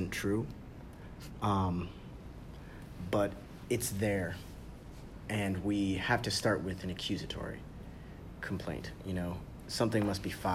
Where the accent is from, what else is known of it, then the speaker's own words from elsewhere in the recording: United States; I am African American